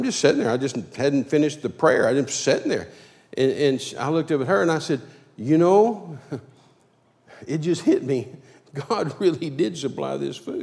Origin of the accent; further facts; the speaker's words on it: Midland, Texas, United States; moved away; I was raised in Midland